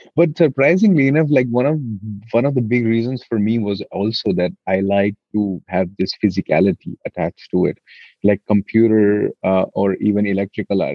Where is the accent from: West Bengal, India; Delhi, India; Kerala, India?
Delhi, India; I've born and brought up in Delhi, and there is a lot of Delhi ness in me